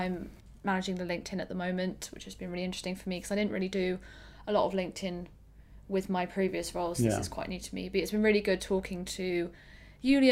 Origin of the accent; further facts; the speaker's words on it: Northampton, East Midlands, United Kingdom; my hometown is in Northampton